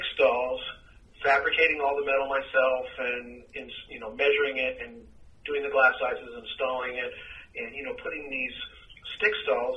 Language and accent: English; Orange County, Southern California, United States; also born or lived in Torrance, California / Fountain Valley, California / San Juan Capistrano, California / Dana Point, California; I'm a native Southern Californian, and I grew up primarily in Orange County